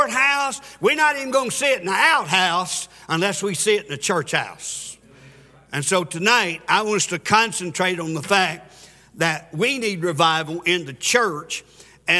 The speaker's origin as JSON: {"language": "English", "town": "Pulaski", "region": "Tennessee", "country": "United States", "accent": "Country hick", "said": "I'm from a little town called Pulaski, Tennessee"}